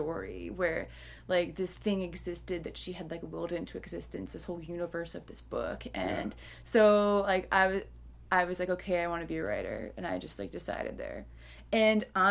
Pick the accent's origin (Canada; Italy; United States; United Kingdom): United States; Long Island, New York; I grew up on Long Island